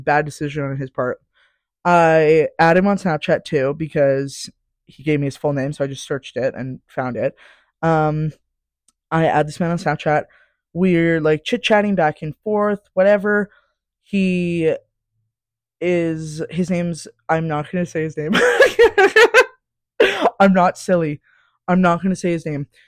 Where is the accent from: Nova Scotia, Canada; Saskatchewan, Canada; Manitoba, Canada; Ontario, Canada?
Saskatchewan, Canada; moved away as an adult; now in Calgary, Canada; I'm from Sask